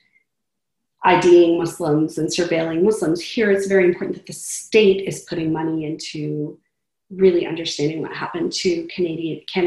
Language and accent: English; United States; also born or lived in southern Pakistan; I didn't feel like I was American sort of accidentally or by virtue of where I happened to have been born